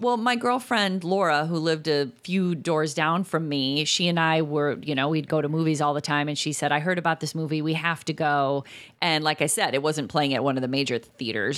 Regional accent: Chicago, Illinois, United States; we are from Chicago

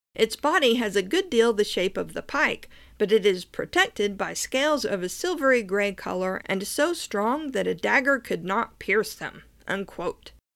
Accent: Norris Lake, Tennessee, United States; I grew up near Norris Lake, which was formed in the nineteen thirties when the Clinch River was dammed

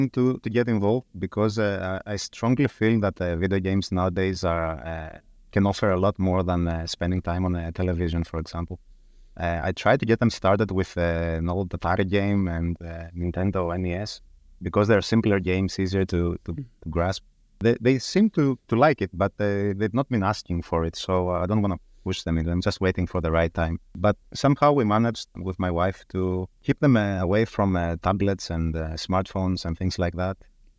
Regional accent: Thessaloniki, Central Macedonia, Greece; English is a second language; moved away as an adult; now in London, United Kingdom; I was born and raised in Thessaloniki in Greece, where I studied dentistry. I graduated in 2006. And then immediately within a couple of months, I moved to London, UK.

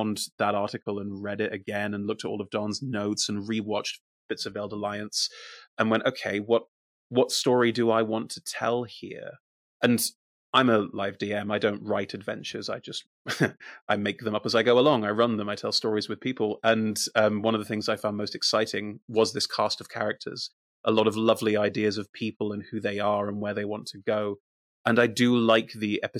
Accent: Germany; moved away; also born or lived in United Kingdom; I grew up in Germany. I'm mostly German

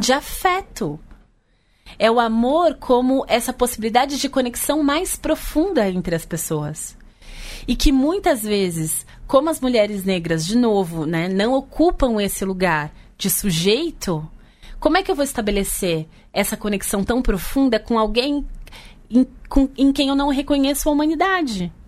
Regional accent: São Paulo, Brazil; Eu cresci na periferia de São Paulo, na Zona Norte

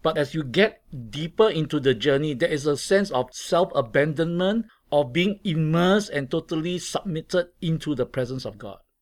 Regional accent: Singapore; I come from Singapore

